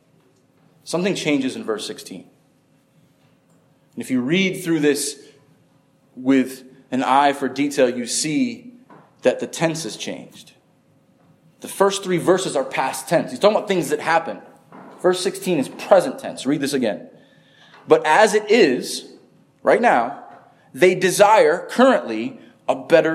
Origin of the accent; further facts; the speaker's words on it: upstate New York, United States; now in Florida, United States; I grew up in upstate New York